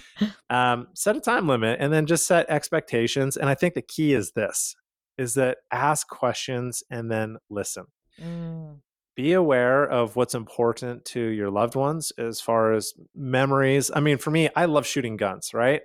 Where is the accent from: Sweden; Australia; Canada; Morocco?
Canada; Calgary, Alberta; moved away; I'm originally from Calgary, Canada